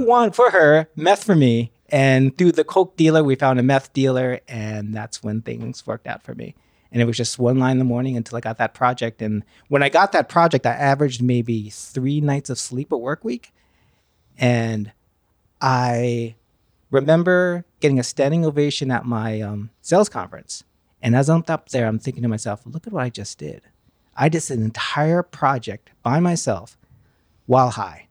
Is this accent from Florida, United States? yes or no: no; Pleasantville, New York, United States; I grew up in uh, Westchester County, Pleasantville, New York